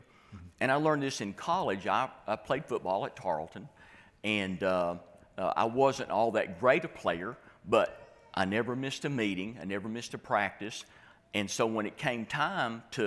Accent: Haskell, Texas, United States; now in Abilene, United States; I was raised in Haskell, Texas

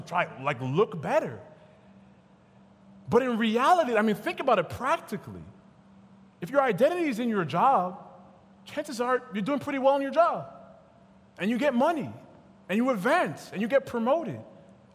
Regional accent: United States; my parents were born in Nigeria, I was born in America, like the realest African-American

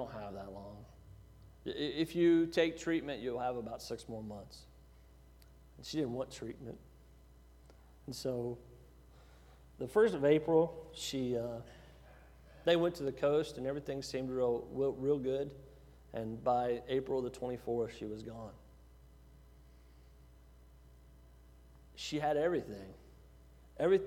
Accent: Giddings, Texas, United States; moved away; I was from Giddings

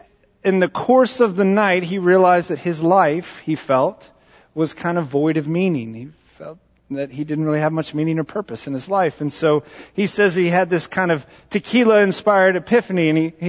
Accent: Southwest Texas, United States; I grew up in Southwest Texas

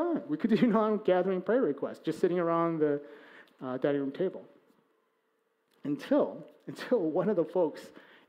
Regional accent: Chicago, Illinois, United States; he and I, we're from Chicago

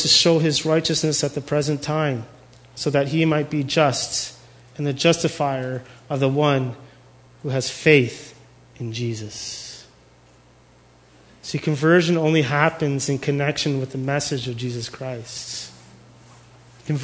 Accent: Canada; We're Canadian

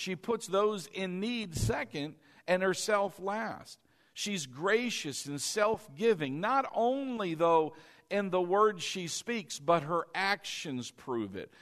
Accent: East Coast, United States; moved away; I was from the East Coast

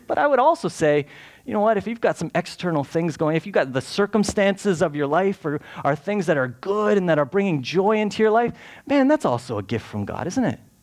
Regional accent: Canada; we're Canadian

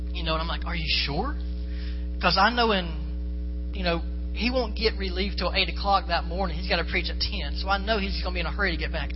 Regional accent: Florida, United States; I'm from Florida

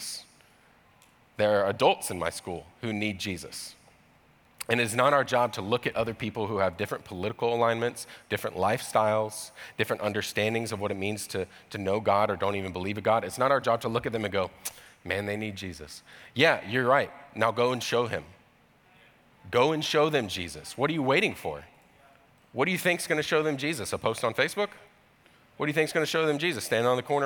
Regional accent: Georgia, United States; I grew up in Georgia, in the deep south

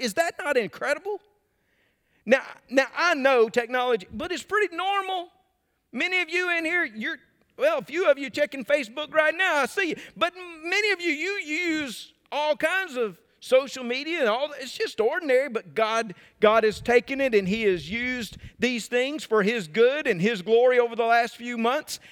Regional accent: Mississippi, United States; I'm from Mississippi. I like to pronounce about three extra syllables in every word

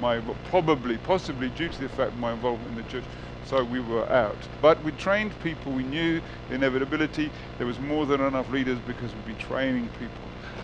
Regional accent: United Kingdom; moved away as an adult; also born or lived in South Africa / Qatar; now in Northern Cyprus; I was born in the United Kingdom, my wife and I. We met in London, got married.

